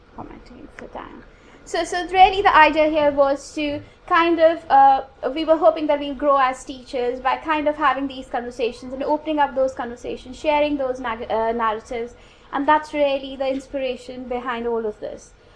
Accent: India; now in United Kingdom; I come from India

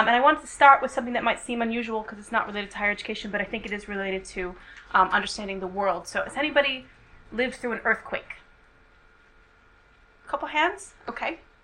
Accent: United States; now in United Kingdom; I'm an American

